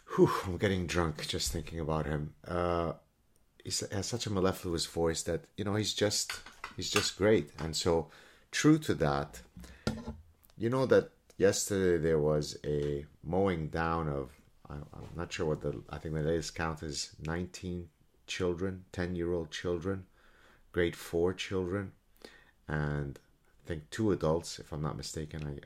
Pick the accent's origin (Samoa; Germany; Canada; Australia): Canada; as a Canadian